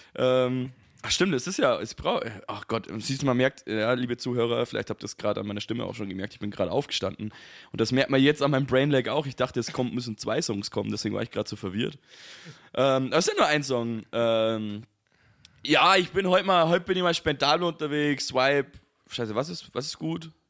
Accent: Bavaria, Germany; ich als Bayer

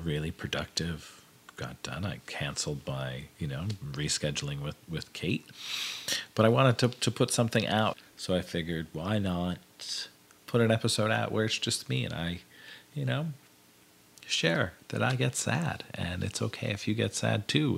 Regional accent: Hazleton, Pennsylvania, United States; moved away as an adult; I grew up in the Hazleton, Pennsylvania area

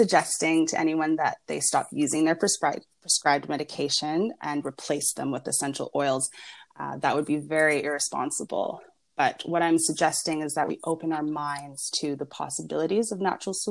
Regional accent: Vancouver, British Columbia, Canada; also born or lived in Venice, Los Angeles, California; now in Los Angeles, United States; I'm originally from Vancouver, Canada, but I currently live here in Venice, California, in Los Angeles

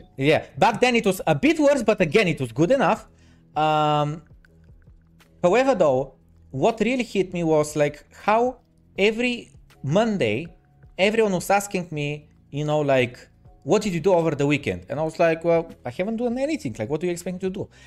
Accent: Varna, Varna Province, Bulgaria; the city that I'm from Varna

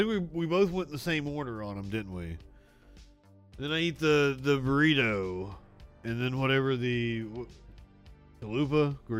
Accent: Appalachia, United States; I'm from Appalachia.

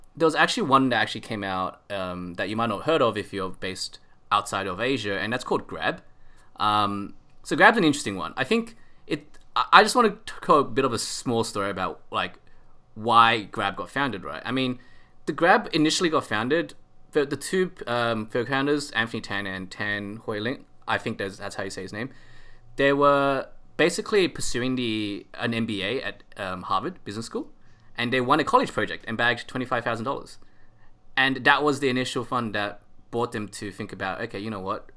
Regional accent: Australia; I'm Aussie.

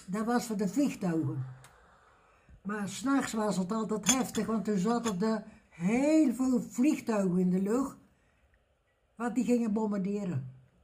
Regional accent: Elst, Gelderland, Netherlands; Geboren in Els

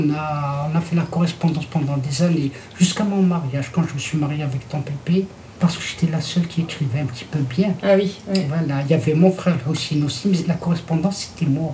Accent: Tazmalt, Béjaïa Province, Algeria; now in France; je suis née à Tasmalt, voilà. Mm. À Tasmalt, la wilaya de, de Béjaïa, en Algérie

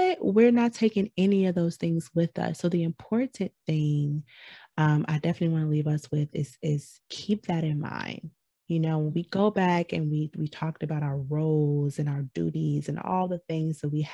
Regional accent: Michigan, United States; I'm from Michigan

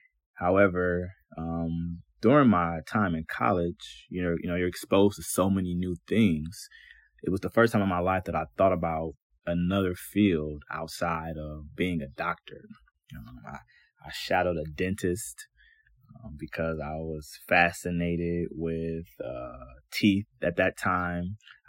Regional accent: Cleveland, Ohio, United States; I was born and raised here in Cleveland, Ohio, and I'm the oldest of all my siblings.

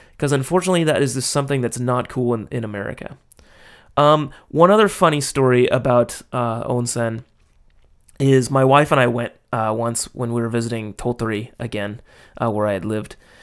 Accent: Los Angeles, California, United States; moved away as an adult; now in Japan; my hometown

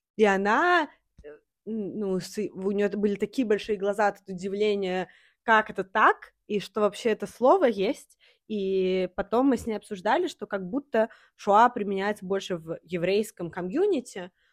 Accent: Saint Petersburg, Russia; я из э, России, из города Санкт-Петербург

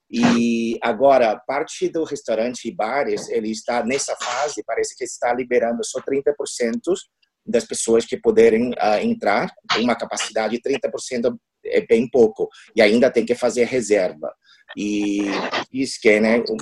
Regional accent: Taiwan; Portuguese is a second language; now in Spain; na verdade, eu sou diplomada de Taiwan, eu sou o primeiro secretário do escritório

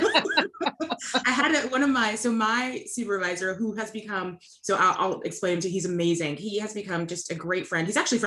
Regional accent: North Carolina, United States; where I grew up in North Carolina

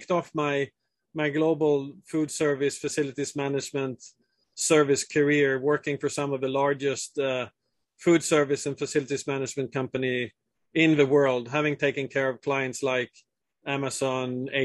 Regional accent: southern Sweden, Sweden; moved away as an adult; also born or lived in Italy / Switzerland; born and raised in Sweden, in southern Sweden, where food is a huge part of the culture.

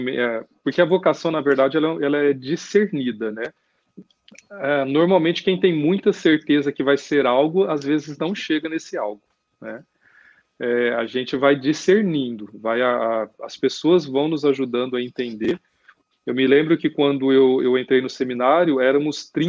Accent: Ribeirão Preto, São Paulo, Brazil; é, eu sou ribeirão pretano, né? Sou de Ribeirão Preto e é, sou da Arquidiocese de Ribeirão Preto, sou padre diocesano.

